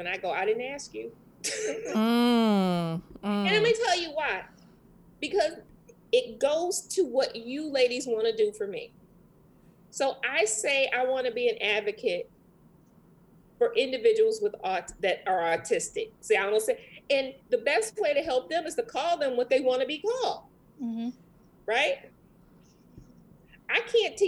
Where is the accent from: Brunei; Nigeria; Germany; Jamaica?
Jamaica; moved away; I'm actually from the West Indies